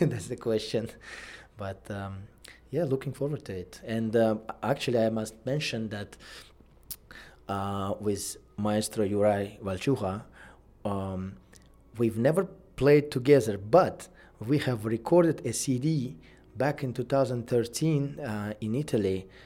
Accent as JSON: {"language": "English", "country": "Uzbekistan", "moved": "yes", "said": "my home country, Uzbekistan."}